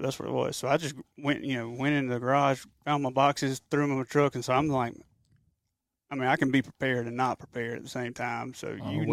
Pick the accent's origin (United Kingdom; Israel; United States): United States; Mississippi; I'm from Mississippi